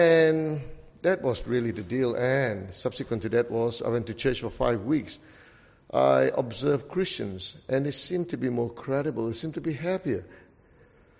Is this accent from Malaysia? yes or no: yes; Malaysia; I come from Malaysia. That's my origins, and there are a lot of religions.